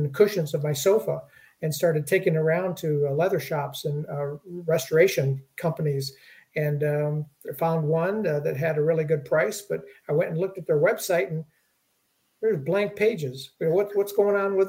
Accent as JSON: {"language": "English", "town": "Detroit", "region": "Michigan", "country": "United States", "tie": "born or raised there", "said": "I grew up in Detroit"}